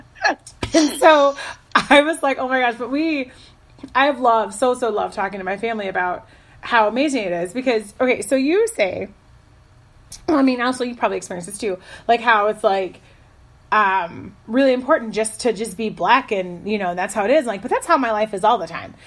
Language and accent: English; Chicago, Illinois, United States; I grew up in Chicago